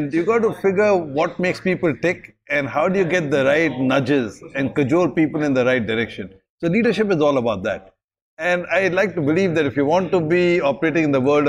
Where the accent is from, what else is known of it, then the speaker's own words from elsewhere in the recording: Delhi, India; now in Singapore; when I grew up in Delhi, I spotted 175 species in my backyard